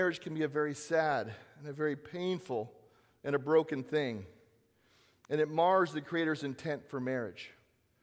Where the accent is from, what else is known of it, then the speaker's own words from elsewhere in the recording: Southern California, United States; moved away; I am from Southern California